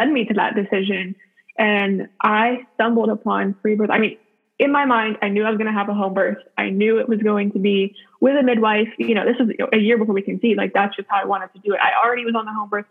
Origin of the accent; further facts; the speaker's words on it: Youngstown, Ohio, United States; now in Spartanburg, United States; I'm from Youngstown, Ohio, which is northeastern Ohio, about 45 minutes from Cleveland and also 45 minutes from Pittsburgh area. Me and my husband both grew up there